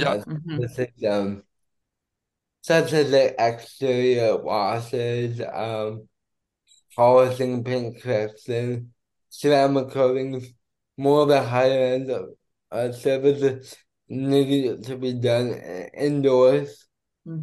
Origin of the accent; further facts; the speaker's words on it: Airdrie, Alberta, Canada; moved away as an adult; also born or lived in Calgary, Canada; now in Medicine Hat, Canada; I grew up in Airdrie.